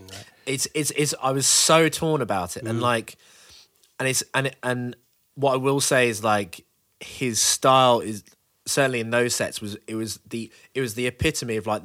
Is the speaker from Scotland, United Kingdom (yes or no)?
no; Birmingham, West Midlands, United Kingdom; Birmingham. Big up my Birmingham crew.